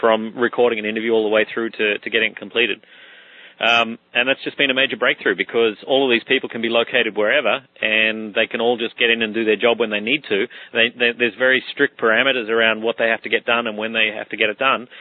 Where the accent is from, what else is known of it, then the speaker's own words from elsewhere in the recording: Australia; now in Caribbean; I'm from Australia, along with other members of my family, we live all over the world